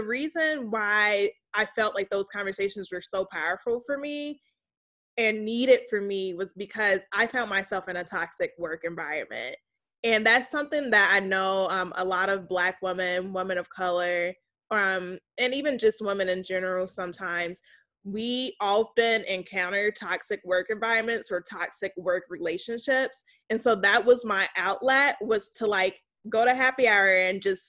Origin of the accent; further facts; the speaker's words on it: South Holland, Illinois, United States; moved away; also born or lived in Washington, D.C.; I'm from Chicagoland. I grew up in South Holland, Illinois, went to Marian Catholic High School